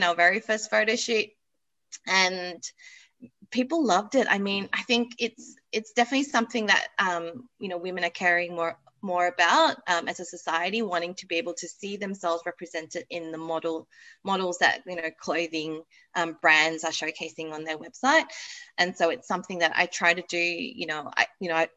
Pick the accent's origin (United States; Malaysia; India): Malaysia; now in Australia; I grew up in Malaysia